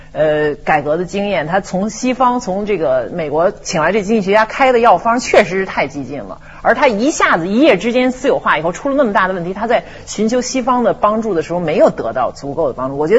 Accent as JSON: {"language": "Chinese", "country": "China", "said": "就跟我们中国人要要要面子啊。"}